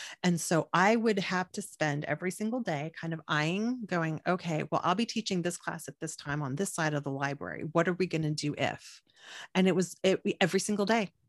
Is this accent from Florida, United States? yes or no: no; Corpus Christi, Texas, United States; I'm from Corpus Christi, which is 350,000 people